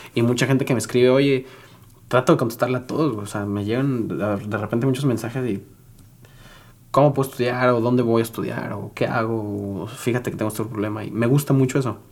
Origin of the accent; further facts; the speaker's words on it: San Luis Potosí, Mexico; also born or lived in Monterrey; vuelo en San Luis, que es mi ciudad donde yo nací